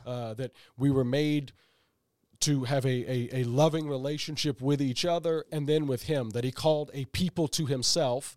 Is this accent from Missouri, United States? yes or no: yes; St. Louis, Missouri, United States; moved away; I'm originally from Saint Louis, Missouri